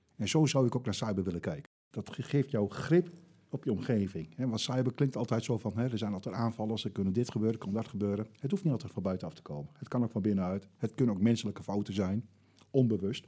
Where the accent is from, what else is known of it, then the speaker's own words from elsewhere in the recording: Netherlands; dat is heel lastig om daar als, als Nederlander doorheen te komen